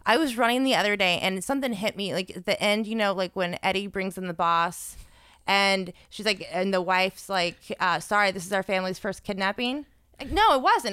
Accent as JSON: {"language": "English", "region": "South Florida", "country": "United States", "tie": "born or raised there", "said": "I went to a Christian school growing up in South Florida"}